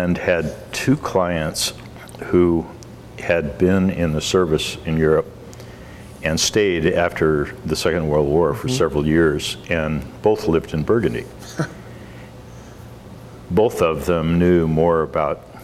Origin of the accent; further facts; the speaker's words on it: Portland, Oregon, United States; I was from Portland